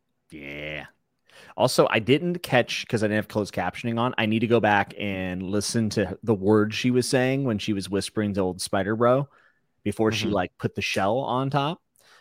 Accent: West Virginia, United States; I'm from West Virginia. I can say that. I used to live there.

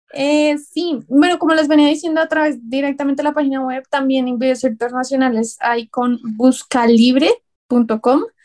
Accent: Colombia; Todos los autores que estamos ahí eh, somos colombianos

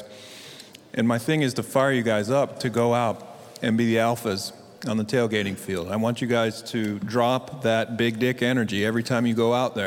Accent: Philadelphia, Pennsylvania, United States; I'm from Philadelphia

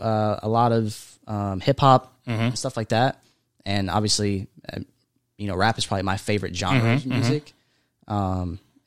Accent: Fort Lauderdale, Florida, United States; moved away; also born or lived in West Palm Beach, Florida; I was born in Fort Lauderdale.

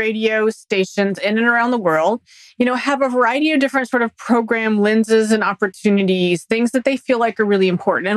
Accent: Texas, United States; growing up in Texas

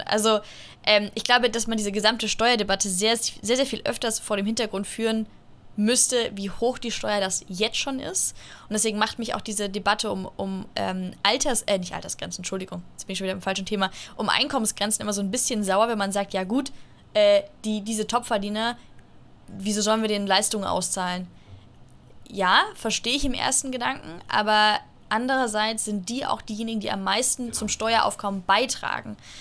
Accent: Munich, Bavaria, Germany; ich komme aus München

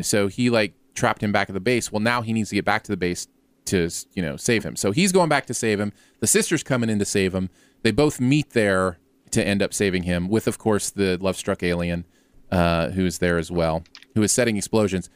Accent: Ohio, United States; moved away; I lived right near there when I was growing up in Ohio.

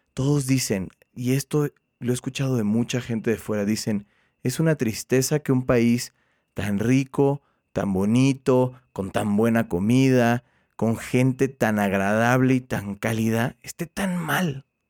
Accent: Mexico; Todos somos mexicanos

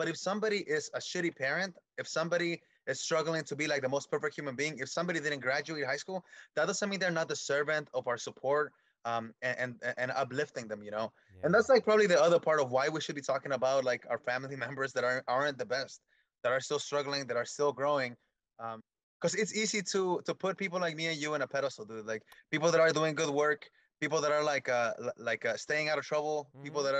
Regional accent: Michoacán, Mexico; Yeah, I'm from Michoacán, Mexico.

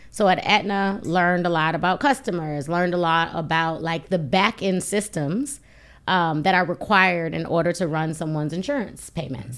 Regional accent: Buffalo, New York, United States; I'm from Buffalo, New York

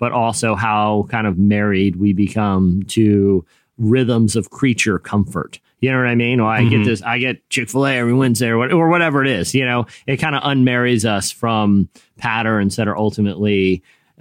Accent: Virginia Beach, Virginia, United States; I grew up in, you know, Virginia Beach

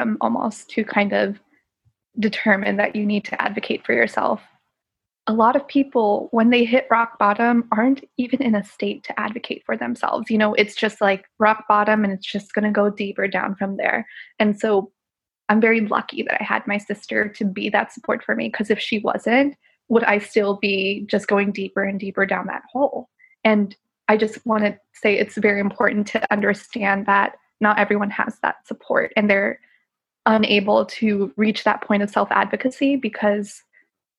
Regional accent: United States; I was born in the States

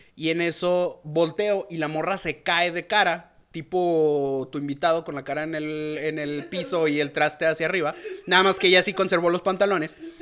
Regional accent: León, Guanajuato, Mexico; yo soy de, de, de León, Guanajuato. Y no, no soy chilango.

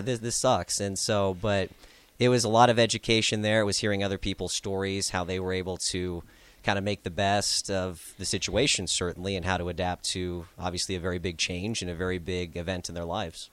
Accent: Lincoln Omaha area, Nebraska, United States; being from the Lincoln Omaha area.

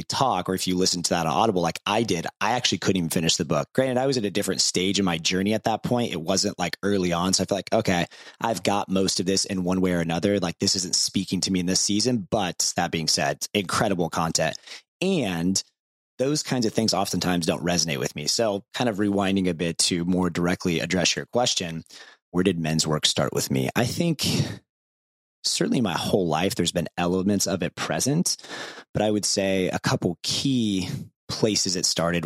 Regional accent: Ohio, United States; when I was growing up in Ohio

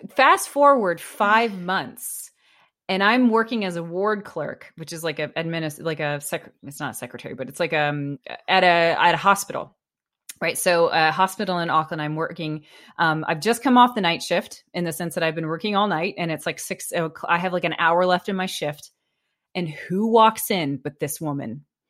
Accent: United States; I was an American

